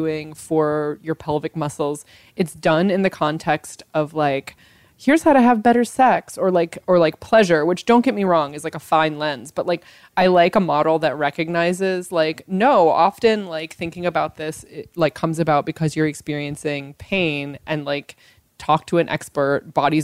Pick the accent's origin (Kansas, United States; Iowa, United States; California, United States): California, United States; as a Californian